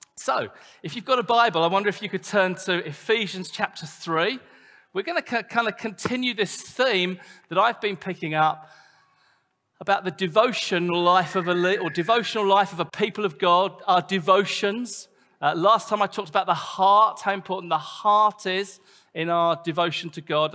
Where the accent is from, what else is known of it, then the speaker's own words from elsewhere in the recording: United Kingdom; we're British